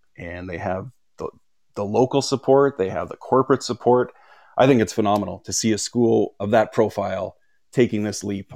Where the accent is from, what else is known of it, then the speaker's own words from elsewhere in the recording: Regina, Saskatchewan, Canada; I grew up in Canada. I grew up in Regina, Saskatchewan, right in the smack dab in the middle of the prairies.